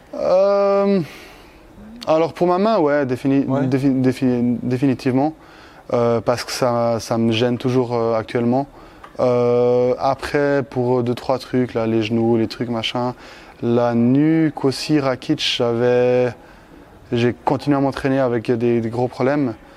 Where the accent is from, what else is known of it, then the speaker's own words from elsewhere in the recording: Switzerland; chez moi en Suisse